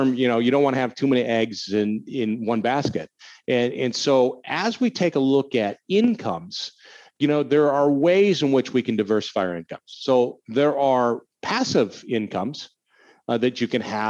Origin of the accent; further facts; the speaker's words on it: Minnesota, United States; now in Illinois, United States; I grew up in Minnesota and winter is long, really long there